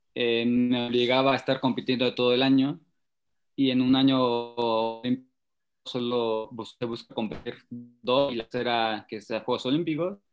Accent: Temoaya, State of Mexico, Mexico; mi papá nos llevó un día a una concentración para que estaban haciendo para Beijing, al centro ceremonial de Tomí, que es un centro donde se concentran muchos boxeadores y marchistas, aquí en Temoaya

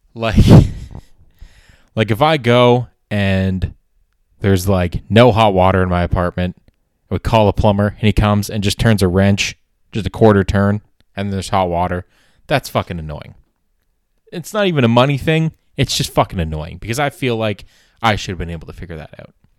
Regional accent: Canada; as a Canadian

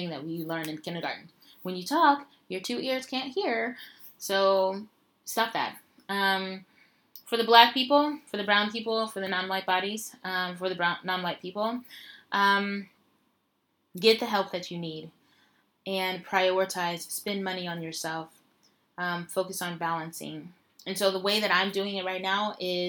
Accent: Denver, Colorado, United States; moved away as an adult; now in China; my hometown Denver

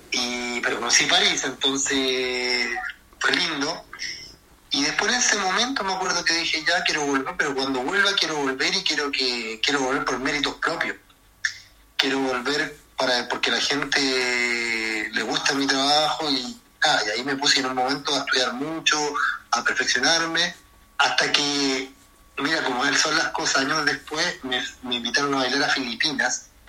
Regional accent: Chile; moved away; Yo llegué a Buenos Aires con, siendo un chileno que eh, a bailar en la calle

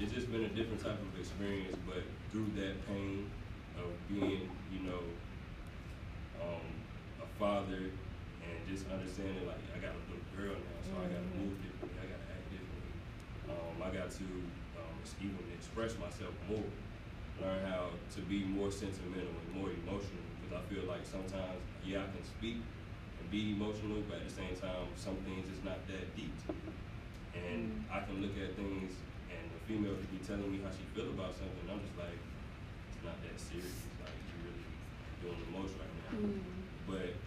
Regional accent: Fayetteville, North Carolina, United States; I'm from Fayetteville, North Carolina

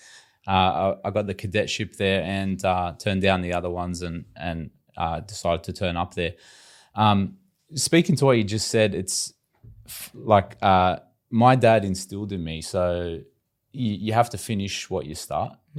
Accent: Sydney, New South Wales, Australia; we grew up in Western Sydney in, you know, typical immigrant families, big Lebanese

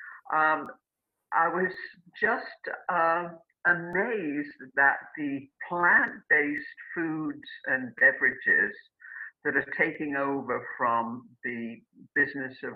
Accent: United Kingdom; now in United States; I grew up in Britain, and I came to this country.

